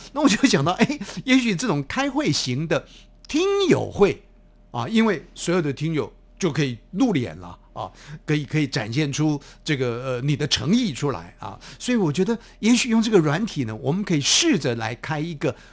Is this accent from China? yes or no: no; Taiwan; 我们台湾话